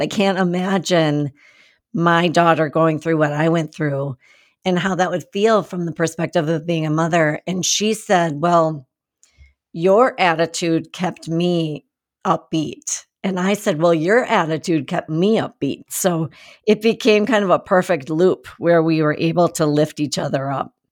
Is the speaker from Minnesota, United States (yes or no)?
yes; Minnesota, United States; moved away as an adult; also born or lived in Seattle, Washington; I grew up in Minnesota